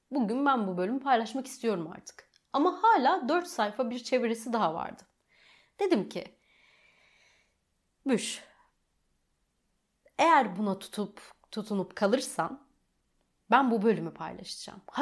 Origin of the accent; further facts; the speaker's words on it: Rize, Rize Province, Turkey; born there; Rize'de dünyaya geldim bu şekilde de yani bu, bu detaya girmeli miydim bilmiyorum ama e, bir anda aklıma şey geldi. Rize merkezde doğdum aslen